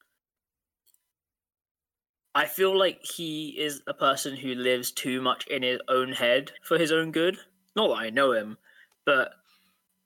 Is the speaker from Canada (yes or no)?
no; United Kingdom; We're British